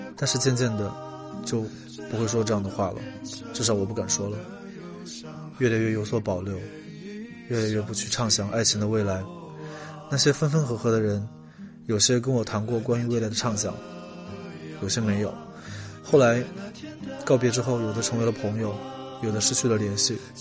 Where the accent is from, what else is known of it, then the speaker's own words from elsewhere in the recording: Chongqing, China; moved away as an adult; also born or lived in Beijing; 我小时候住在重庆的山里